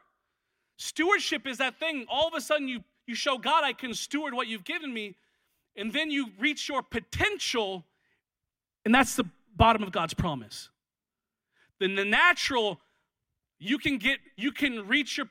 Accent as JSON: {"language": "English", "region": "Washington", "country": "United States", "moved": "yes", "lives_now": "Los Angeles, United States", "said": "I'm from Washington"}